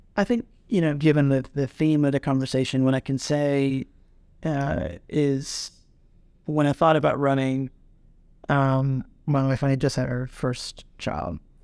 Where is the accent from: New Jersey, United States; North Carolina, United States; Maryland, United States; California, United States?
North Carolina, United States; Durham; I'm from North Carolina, you know, from, from Durham and, you know, almost always from, you know, in and around Durham County.